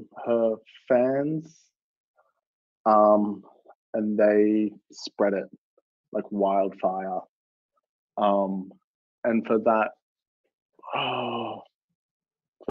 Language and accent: English; Melbourne, Victoria, Australia; I grew up in the outer suburbs of the east, but the eastern suburbs of Melbourne are still very like safe and progressive.